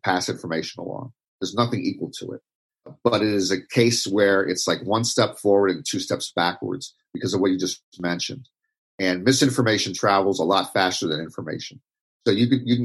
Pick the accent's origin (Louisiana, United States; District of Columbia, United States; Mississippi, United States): District of Columbia, United States; Washington; I grew up in Washington, D.C.